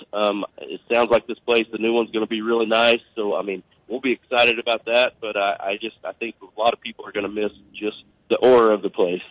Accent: Oklahoma, United States; growing up in Oklahoma

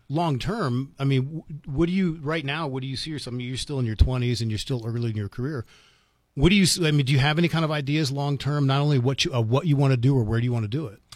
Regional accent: Washington, District of Columbia, United States; now in New Mexico, United States; I grew up in Washington, D C

